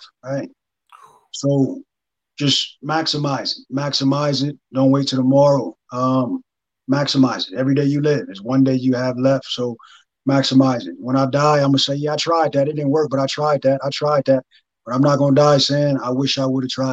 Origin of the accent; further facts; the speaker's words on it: Los Angeles, California, United States; I'm from LA.